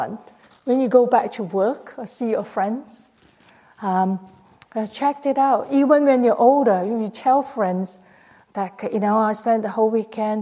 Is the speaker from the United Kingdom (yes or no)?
no; Malaysia; now in Australia; I went to Malaysia. I was born in Malaysia.